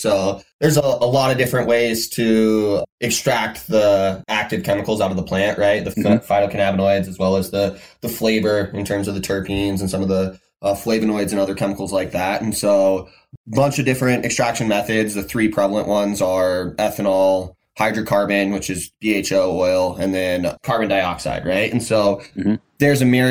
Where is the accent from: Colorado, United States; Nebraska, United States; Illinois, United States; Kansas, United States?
Colorado, United States; moved away as an adult; originally I was born and raised in Colorado